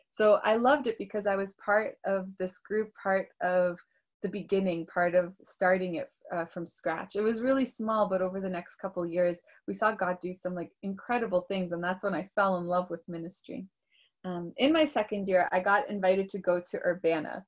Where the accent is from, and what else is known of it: Toronto, Ontario, Canada; born or raised there; also born or lived in Russia